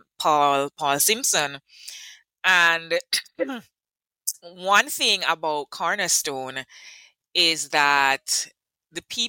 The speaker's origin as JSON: {"language": "English", "town": "Kingston", "country": "Jamaica", "said": "I am from Kingston, and I have been in HR since 1999"}